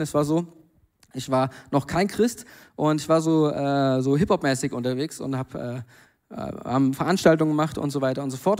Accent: Germany; now in Mainz, Germany; da, wo ich herkomme, am Bodensee

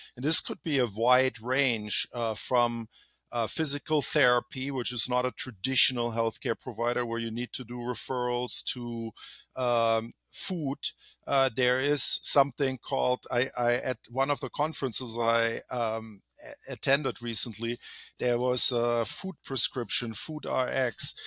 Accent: Germany; moved away as an adult; now in California, United States; I'm originally from Germany, live here in California for over twenty years.

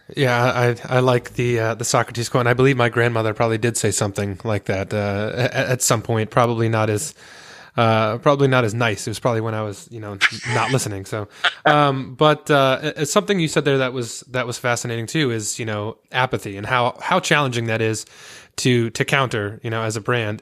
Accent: Connecticut, United States; We're both from Connecticut. I mean, I'm still here

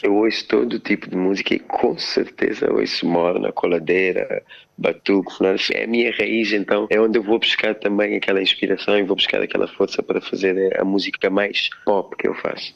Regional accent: Cape Verde; now in Lisbon, Portugal; como artista africano que sou, cabo-verdiano africano

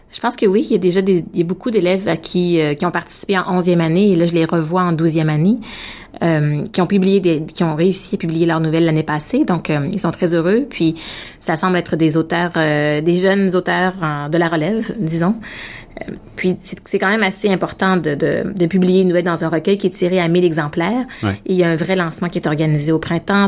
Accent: Victoriaville, Quebec, Canada; now in Ottawa, Canada; En fait, j'habite à Ottawa, mais je suis née à Victoriaville, une petite ville qui est située entre euh, entre Québec et Montréal au Québec.

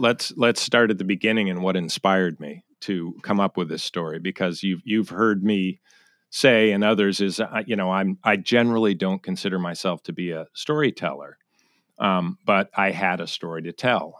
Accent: Connecticut, United States; moved away as an adult; also born or lived in Charleston, South Carolina / New York City / San Francisco; now in Seattle, United States; born in Sa-, South Carolina, Charleston, but I grew up in Connecticut, uh, commuter town to New York City.

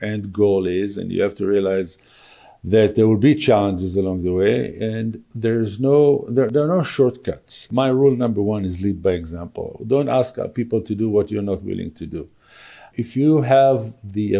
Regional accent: Israel; moved away as an adult; also born or lived in Tel Aviv; now in Calgary, Canada; I was born and raised in Israel and lived there for 39 years

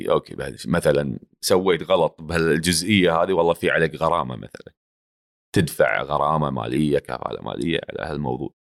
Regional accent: Palestine; now in Kuwait; وبتكلم فلسطيني باللايف وبفتح بالانستغرام وبحكي مع الناس زلماوي عشان يفهموا انه انا فلسطيني يعني فيش حدا بيعرف انه انا يعني بس هاي لهجه الكويت خلاص انت تعودت وقاعد هون بتحكي مع الناس حتى بالبيت تتكلم كويتي

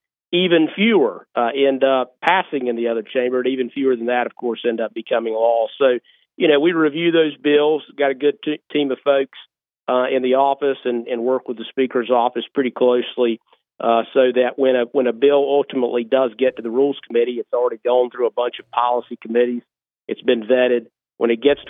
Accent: Lenoir, North Carolina, United States; also born or lived in Charlotte, North Carolina; I'm in Caldwell County, born and raised in Lenore

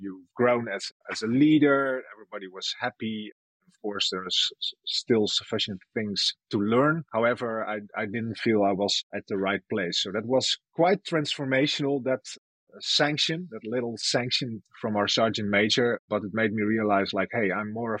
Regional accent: Bolsward, Friesland, Netherlands; I'm Frisian. I was born and raised in Bolsward

